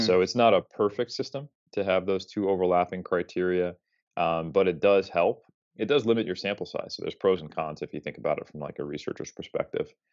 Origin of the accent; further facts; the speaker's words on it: United States; as an American